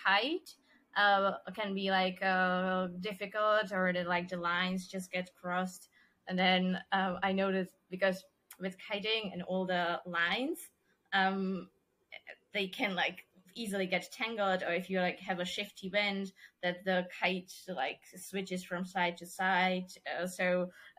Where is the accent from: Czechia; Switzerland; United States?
Czechia; accent: Czech; first language Czech; English is a second language; my mother language is Czech, and then I speak German, English, Spanish, and then Dutch, Portuguese, and now Italian